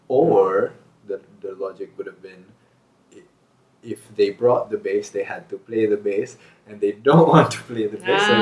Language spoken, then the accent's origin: English; Connecticut, United States; now in Montana, United States; That's why I have etiquette, because I'm from Connecticut.